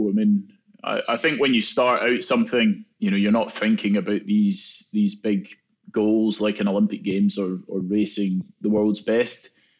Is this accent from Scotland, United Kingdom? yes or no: yes; Scotland, United Kingdom; Yeah, I think, in Scotland, golf's quite a big sport. So Dad had a golf club in my hands before I could even walk.